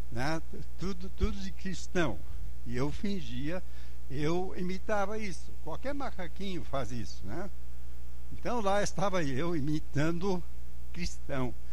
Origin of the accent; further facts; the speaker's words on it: Angola; born there; eu pessoalmente, que nasci lá em Angola, na África, onde meus pais eram missionários, se não tenho a cor da África é porque Deus deixou fora a cor, né? Ah, mas ah, sou africano.